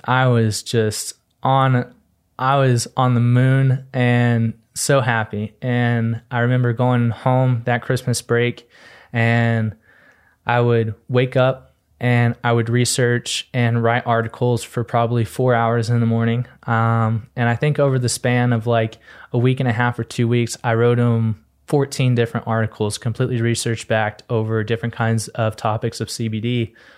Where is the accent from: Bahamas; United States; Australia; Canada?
United States; Texas; moved away; I'm originally from Texas. I came out here just an innocent Texas boy